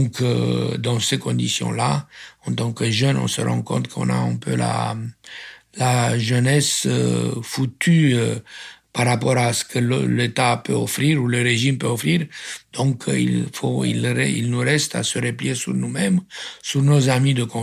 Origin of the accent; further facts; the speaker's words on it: Transylvania, Romania; French is a second language; moved away as an adult; also born or lived in Bucharest; now in France; Je passe mon enfance en Transylvanie.